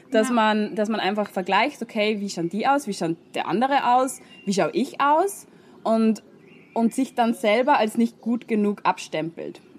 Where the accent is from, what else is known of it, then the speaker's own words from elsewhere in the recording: Austria; moved away; ähm, ich komme ursprünglich aus Österreich, habe ähm, dort dann studiert, Biologie